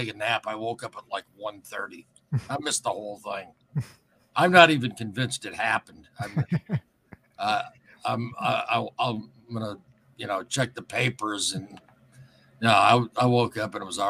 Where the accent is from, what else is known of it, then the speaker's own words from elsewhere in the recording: Flint, Michigan, United States; I was born and raised in Flint.